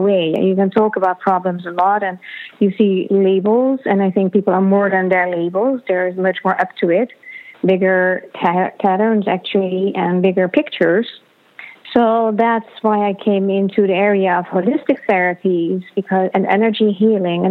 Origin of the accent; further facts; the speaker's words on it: Netherlands; moved away; I am originally from the Netherlands